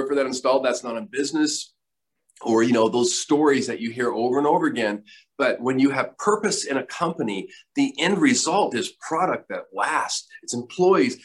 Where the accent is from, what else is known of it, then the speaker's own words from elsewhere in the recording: Myrtle Creek, Oregon, United States; moved away; I grew up in Oregon, and a small town called Myrtle Creek in Douglas County, Oregon, Southern Oregon